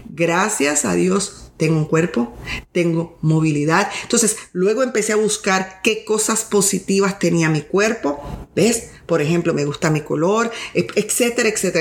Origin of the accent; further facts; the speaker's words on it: Puerto Rico; yo vengo de un país tercer mundo, soy de Puerto Rico